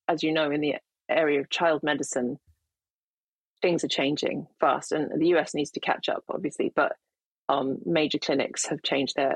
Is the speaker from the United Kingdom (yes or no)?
yes; United Kingdom; as a Brit